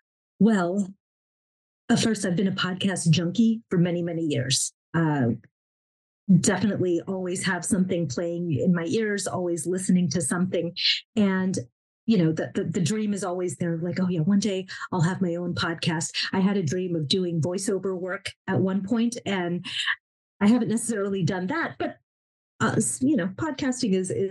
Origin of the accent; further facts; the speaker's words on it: Pakistan; my faith, you know, being Muslim was higher on the pedestal than being Pakistani, you know, and there is a difference between, you know, national culture, Pakistani culture, and Islamic culture.